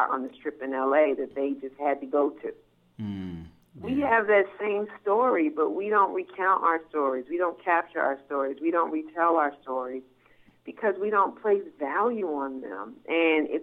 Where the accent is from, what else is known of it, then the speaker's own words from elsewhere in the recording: California, United States; moved away as an adult; now in New York, United States; I'm actually from what's thought to be the opposite, California.